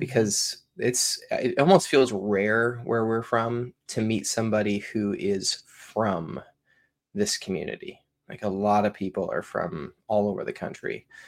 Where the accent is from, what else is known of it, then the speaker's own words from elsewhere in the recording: Washington, United States; now in Augusta, United States; born and raised in Washington. I now live in, uh, suburb of Augusta, Georgia